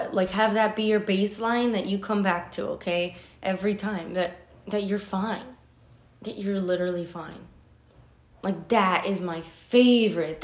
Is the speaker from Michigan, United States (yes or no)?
yes; Detroit, Michigan, United States; I'm from Detroit